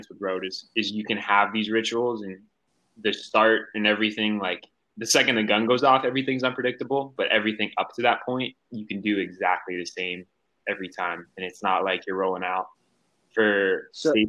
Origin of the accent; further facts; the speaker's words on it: Durango, Colorado, United States; growing up in Durango